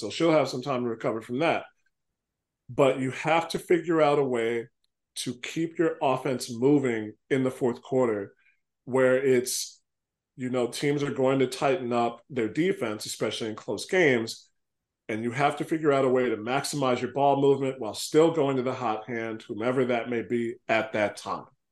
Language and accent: English; Chicago, Illinois, United States; I grew up on the South Side, so we went to the South Suburbs